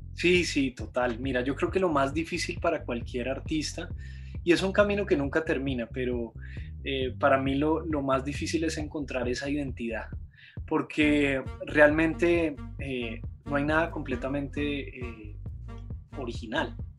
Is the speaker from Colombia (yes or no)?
yes; Bogotá, Colombia; yo soy de Bogotá, Colombia.